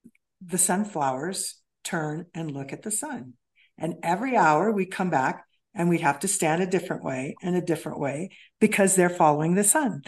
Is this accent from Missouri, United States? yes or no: yes; Kansas City, Missouri, United States; In Kansas City, Missouri, I grew up.